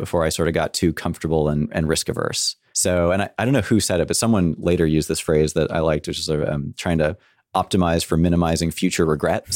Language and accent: English; San Francisco, California, United States; I grew up in San Francisco